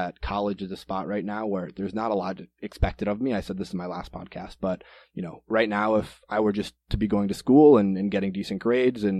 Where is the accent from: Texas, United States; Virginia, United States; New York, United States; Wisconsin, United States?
Wisconsin, United States; Green Bay; also born or lived in Minneapolis, Minnesota; I am originally from Green Bay, Wisconsin, and that's where I am right now, back off of break from college